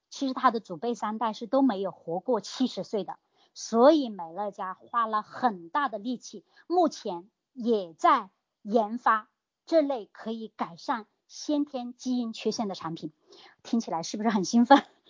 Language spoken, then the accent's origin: Chinese; China; 我们大陆这边